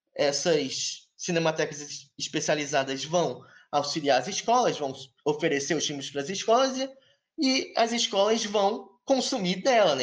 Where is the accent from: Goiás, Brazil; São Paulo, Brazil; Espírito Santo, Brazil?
Goiás, Brazil; Goiânia; moved away; Eu sou de Goiânia